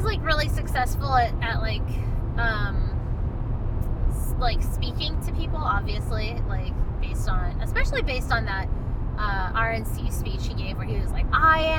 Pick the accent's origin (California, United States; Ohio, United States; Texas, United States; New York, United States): Ohio, United States; moved away; we both grew up there.